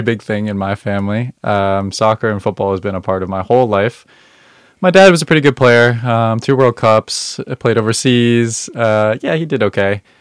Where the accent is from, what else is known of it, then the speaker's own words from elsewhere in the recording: Northern Virginia, United States; I grew up in Northern Virginia